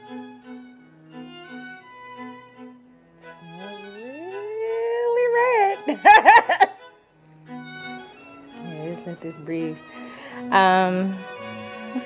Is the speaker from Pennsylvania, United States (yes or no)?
no; California, United States; I'm from Cali, West Coast